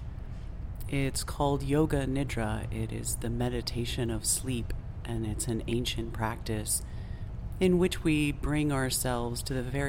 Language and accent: English; New England, United States; also born or lived in Southern California; now in Berlin, Germany; I grew up on the East Coast of the United States, and I am quite familiar with winter. New England winters are quite interesting